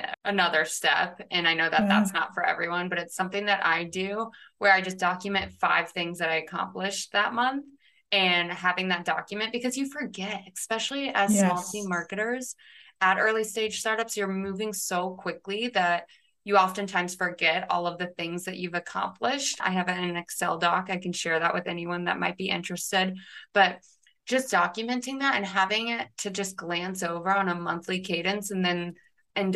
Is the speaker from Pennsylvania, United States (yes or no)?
no; Westfield, Indiana, United States; I'm from Westfield, Indiana